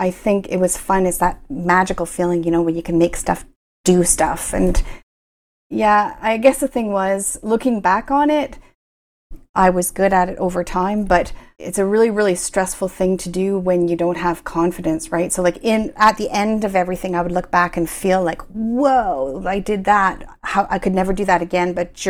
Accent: Kingston, Ontario, Canada; now in Ottawa, Canada; No, I grew up in Kingston, but I've spent my entire, after university, and some of my work terms were in Ottawa.

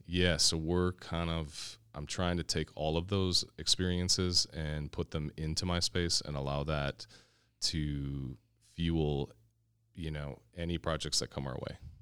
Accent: Kenosha, Wisconsin, United States; moved away as an adult; now in Milwaukee, United States; I am born and raised in Kenosha, Wisconsin.

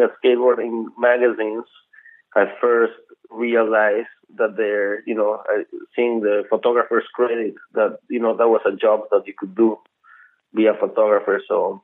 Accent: Mexico City, Mexico; I grew up in Mexico City

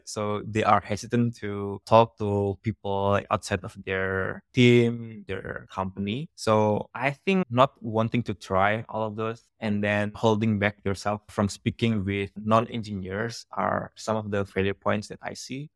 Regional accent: Indonesia; first language Javanese; English is a second language; moved away; English is my third language

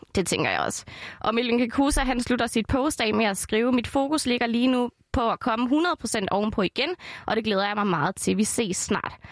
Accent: Esbjerg, Southern Denmark, Denmark; Esbjerg. Det er min hjemby.

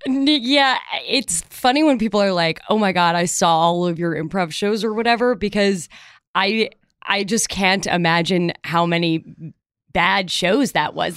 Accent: Chicago, Illinois, United States; moved away as an adult; also born or lived in Evanston, Illinois; I grew up in Chicago

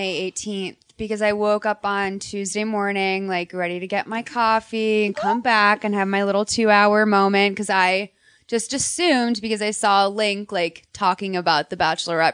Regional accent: Boston, Massachusetts, United States; now in Glendale, United States; I grew up in Boston where there's like a huge Armenian population

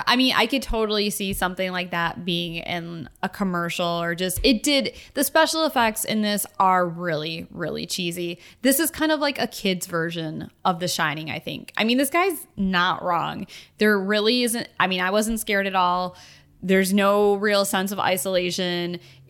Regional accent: United Kingdom; I am British.

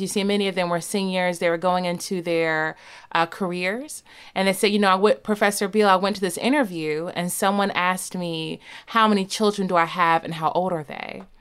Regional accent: the South, United States; I'm from the South

